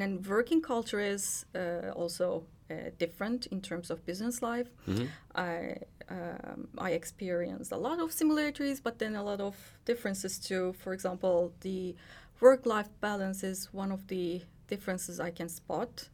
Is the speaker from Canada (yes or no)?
no; Turkey; moved away as an adult; now in Finland; I was born and raised in Turkey